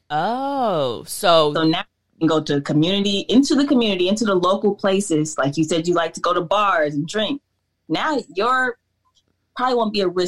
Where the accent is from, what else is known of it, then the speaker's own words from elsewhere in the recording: United States; also born or lived in Atlanta; as a Black American